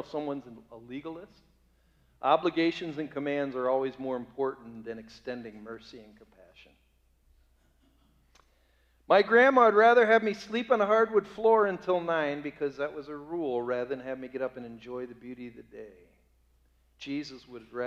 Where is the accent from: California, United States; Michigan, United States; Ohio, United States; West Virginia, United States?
Ohio, United States; Bay Village; The town I grew up in Bay Village, Ohio